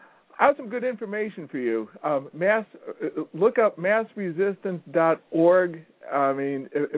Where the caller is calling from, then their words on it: Massachusetts, United States; I'm calling from Massachusetts.